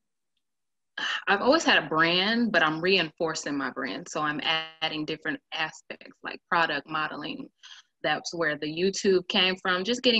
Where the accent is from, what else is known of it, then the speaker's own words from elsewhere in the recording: Milwaukee, Wisconsin, United States; also born or lived in Nebraska / Memphis; Born and raised in Milwaukee